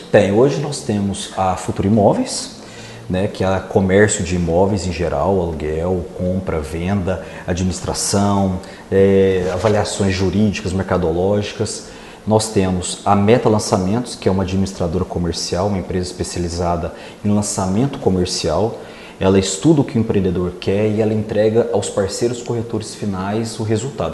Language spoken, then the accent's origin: Portuguese; Rio Verde, Goiás, Brazil; also born or lived in Itumbiara, Goiás; fiquei até os seis meses de idade e depois vim embora para Rio Verde. Então um Rio Verdense